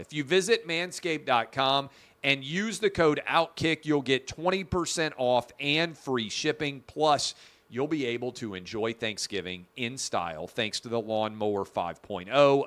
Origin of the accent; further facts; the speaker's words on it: Nashville, Tennessee, United States; my hometown of Nashville, Tennessee